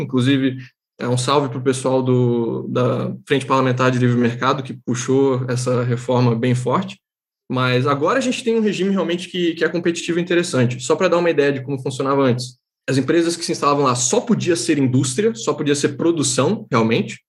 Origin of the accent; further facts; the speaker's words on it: Santa Catarina, Brazil; eu sou catarinense